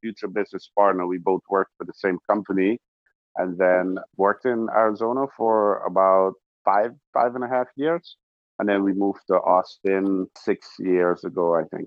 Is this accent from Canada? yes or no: no; Georgetown, Demerara-Mahaica, Guyana; moved away; I was born in South America, Georgetown, Guyana